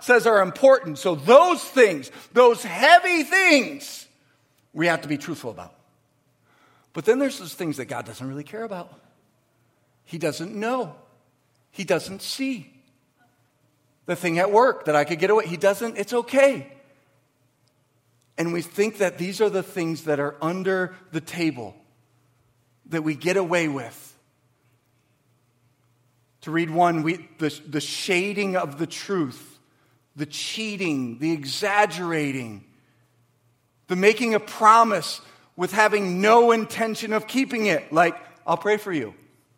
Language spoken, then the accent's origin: English; Waterford, Michigan, United States; I grew up in Waterford. I went to Cooley. I went to Pierce. My dad worked at Pontiac Motors.